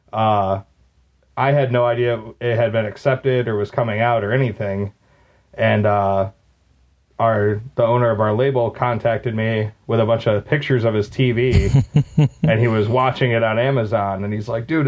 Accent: Maumee, Ohio, United States; there's a old movie theater in my hometown of Maumee. It's like a suburb of Toledo.

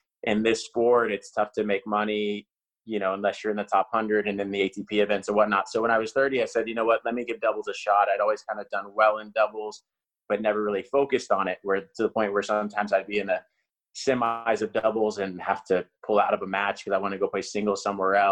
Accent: Oklahoma, United States; now in Austin, United States; I grew up in Oklahoma

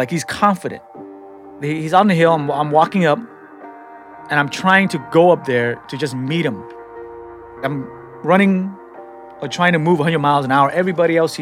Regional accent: San Francisco, California, United States; also born or lived in Cambodia; I'm a guy from the Tenderloin that nobody expects to go to college and graduate

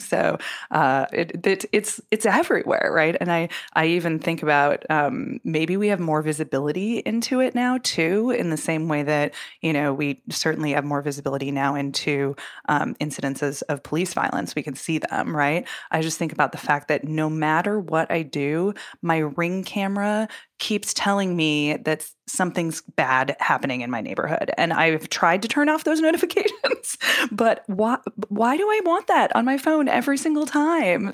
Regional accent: Minnesota, United States; even in Minneapolis, um, in my home state

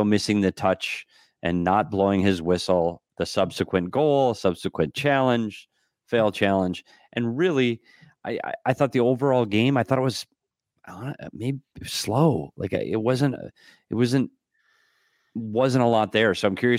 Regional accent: Bemidji, Minnesota, United States; Up in Bemidji, my hometown.

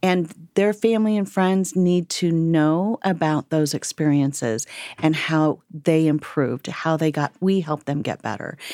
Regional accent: Fort Wayne, Indiana, United States; born and raised in Fort Wayne, lived in Fort Wayne

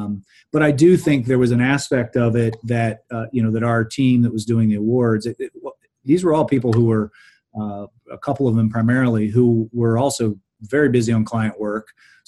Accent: Mid-Ohio Valley, United States; So I grew up in in the Mid Ohio Valley, and families from West Virginia, and saw a lot of poverty.

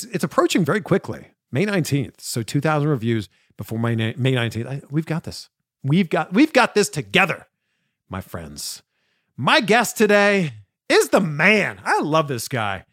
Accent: Pickering, Ontario, Canada; moved away as an adult; also born or lived in Toronto, Canada; now in United States; I was in a suburb called Pickering for my I grew up, like born and raised there

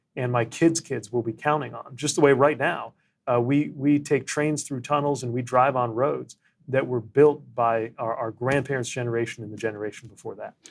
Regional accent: United States; I was the mayor of my hometown

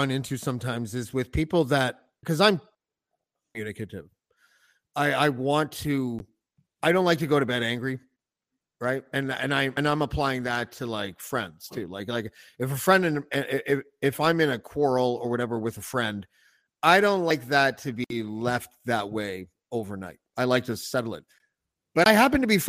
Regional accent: Canada; as a Canadian

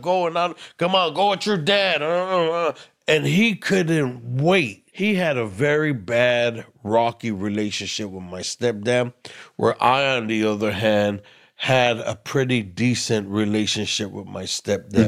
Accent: Los Angeles, California, United States; I was born and raised in East L A and the projects

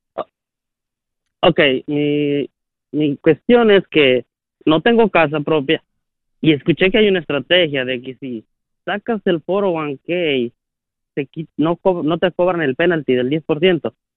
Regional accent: Guerrero, Mexico; moved away; de México, de Guerrero

